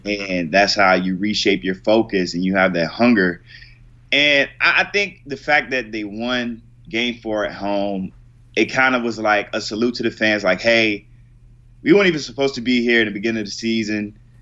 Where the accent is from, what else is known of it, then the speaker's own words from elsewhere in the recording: Richmond, Virginia, United States; I'm from Richmond